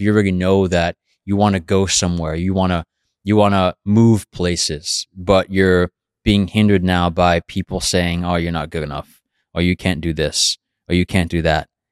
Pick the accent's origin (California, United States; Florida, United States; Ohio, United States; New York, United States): New York, United States; New York City; growing up in Brooklyn.